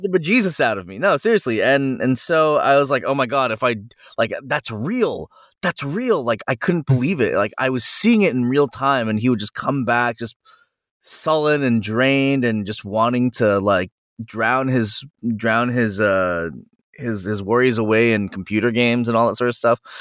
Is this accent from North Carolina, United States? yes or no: no; San Jose, California, United States; I'm from NorCal and I'm from San Jose